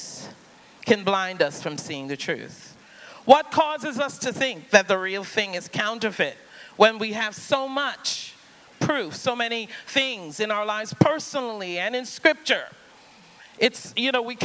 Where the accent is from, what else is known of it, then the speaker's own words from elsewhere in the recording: Trinidad & Tobago; I grew up in the Caribbean, on the island of Trinidad.